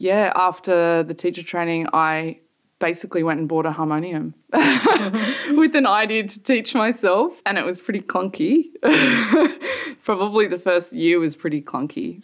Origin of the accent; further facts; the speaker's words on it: Sydney, New South Wales, Australia; moved away as an adult; also born or lived in Melbourne; now in London, United Kingdom; I grew up in Sydney, in a fairly nice suburb.